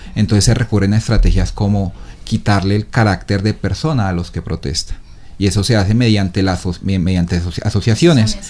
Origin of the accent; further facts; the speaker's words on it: Bogotá, Colombia; moved away as an adult; now in Ecuador; soy de Bogotá